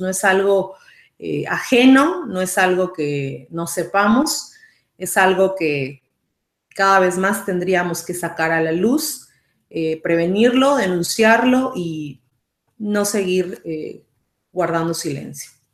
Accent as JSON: {"language": "Spanish", "country": "Mexico", "moved": "yes", "lives_now": "San José, Costa Rica", "said": "soy mexicana, actualmente resido en Costa Rica"}